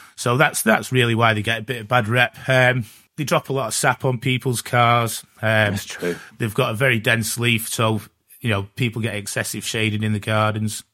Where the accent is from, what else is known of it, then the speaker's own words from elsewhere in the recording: Glossop, East Midlands, United Kingdom; I'm from Glossop